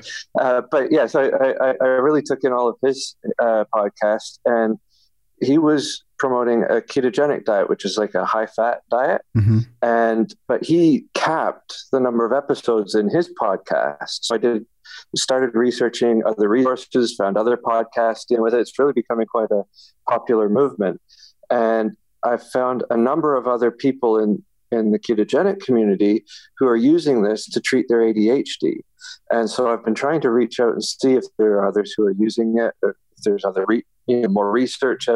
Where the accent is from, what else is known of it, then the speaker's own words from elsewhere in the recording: Ontario, Canada; I'm from Ontario, Canada.